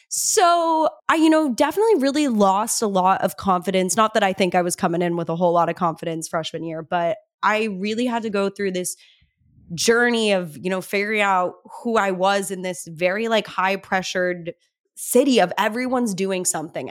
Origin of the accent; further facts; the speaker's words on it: Cedar Crest, New Mexico, United States; moved away as an adult; now in Los Angeles, United States; I'm actually not even from Albuquerque. I'm from Cedarcrest. Seven thousand people live in Cedarcrest